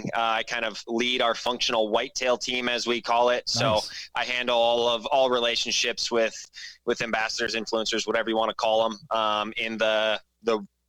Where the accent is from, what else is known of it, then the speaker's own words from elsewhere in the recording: Wisconsin, United States; moved away; I grew up in Wisconsin, you know, grew up as a whitetail waterfowl turkey hunter